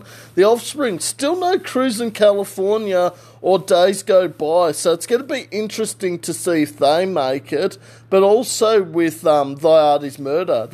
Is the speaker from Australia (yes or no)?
yes; Australia; We're Australian.